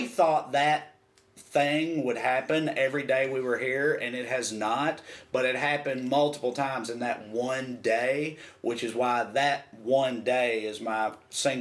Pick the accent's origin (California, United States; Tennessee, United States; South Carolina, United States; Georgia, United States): Tennessee, United States; we're from Tennessee